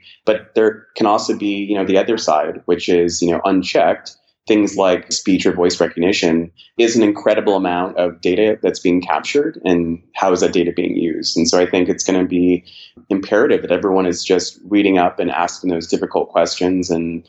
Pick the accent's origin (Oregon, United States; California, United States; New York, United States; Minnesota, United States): California, United States; San Diego; born there; And so I think I can claim most of the United States with the exception of Hawaii, Alaska, and the Pacific Northwest. So I was, born in San Diego, California, Pacific Beach to be specific.